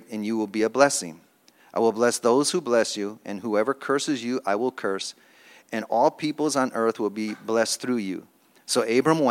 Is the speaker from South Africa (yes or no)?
no; Chicago, Illinois, United States; moved away as an adult; also born or lived in Philadelphia; I'm from Chicago